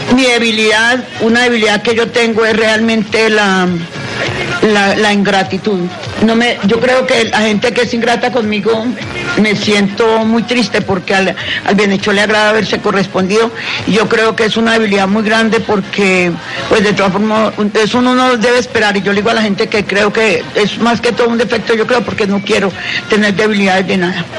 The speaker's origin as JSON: {"language": "Spanish", "town": "Ibagué", "region": "Tolima", "country": "Colombia", "tie": "born or raised there", "also_born_or_lived": "Falan, Tolima / Santa Isabel, Tolima / Bogotá", "said": "Yo soy de aquí del Tolima"}